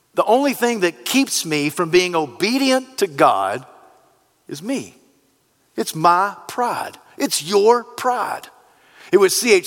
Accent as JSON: {"language": "English", "country": "United States", "said": "We, as the American culture"}